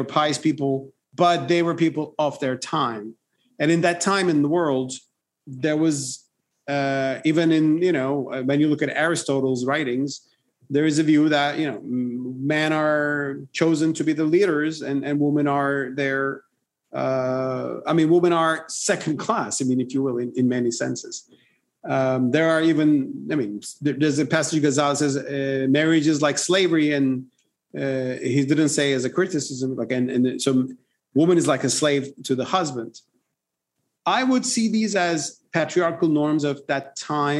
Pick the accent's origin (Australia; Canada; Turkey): Turkey; In my home country, Turkey